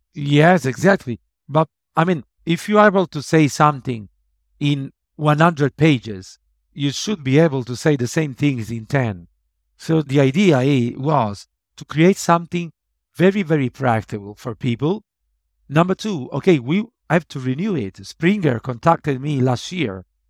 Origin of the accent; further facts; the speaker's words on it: Italy; my hometown in Italy